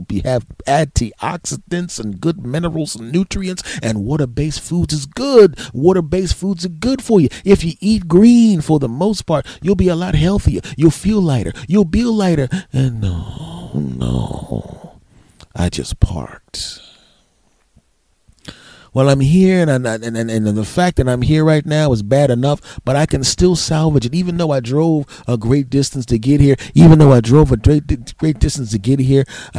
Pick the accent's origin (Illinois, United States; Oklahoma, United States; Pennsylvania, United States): Pennsylvania, United States; Philadelphia; now in New Jersey, United States; South Philadelphia, my hometown.